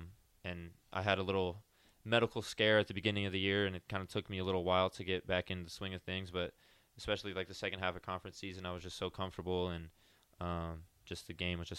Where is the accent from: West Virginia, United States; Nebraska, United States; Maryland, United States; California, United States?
Nebraska, United States; so I grew up around Nebraska and was a fan myself